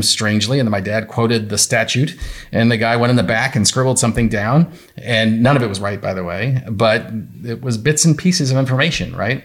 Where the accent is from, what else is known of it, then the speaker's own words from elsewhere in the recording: New York, United States; I'm from New York.